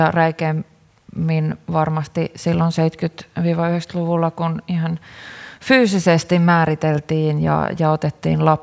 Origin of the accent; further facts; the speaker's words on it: Karelia, Finland; Itse olen karjalainen ja olen seurannut kyllä erittäin ylpeänä sitä, että nuoret karjalaiset on ottanut, nostanut karjalaisten aseman esille